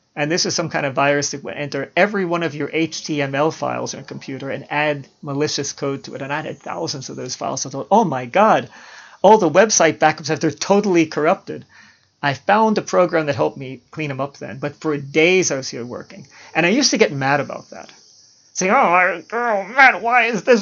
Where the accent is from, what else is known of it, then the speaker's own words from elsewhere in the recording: Baltimore, Maryland, United States; When I was growing up in Baltimore